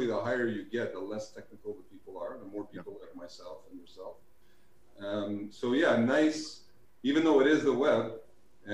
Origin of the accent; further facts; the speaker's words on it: Montreal, Quebec, Canada; For us in Montreal